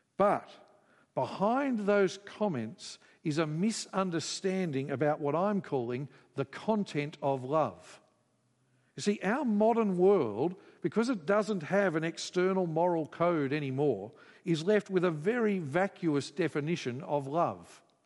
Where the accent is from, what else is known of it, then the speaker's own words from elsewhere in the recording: Queensland, Australia; I grew up in Queensland